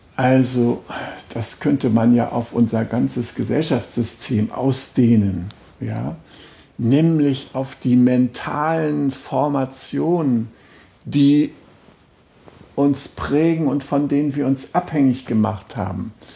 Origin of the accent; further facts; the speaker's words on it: Germany; als Deutscher